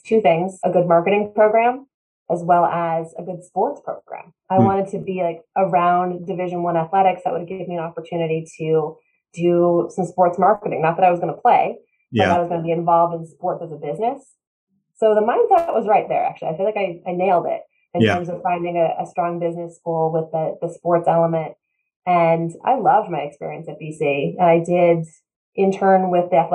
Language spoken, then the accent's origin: English; East Bridgewater, Massachusetts, United States; I grew up south of Boston, East Bridgewater, Massachusetts